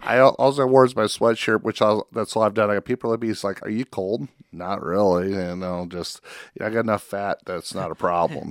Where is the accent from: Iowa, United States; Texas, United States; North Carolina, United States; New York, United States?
Iowa, United States; Spencer; I grew up in Spencer